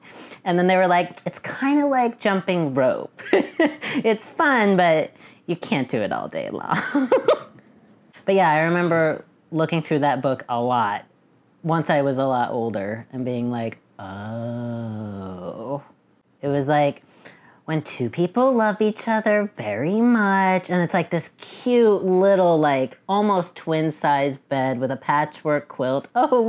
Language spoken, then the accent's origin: English; Boston, Massachusetts, United States; I'm 35, and I'm from Boston.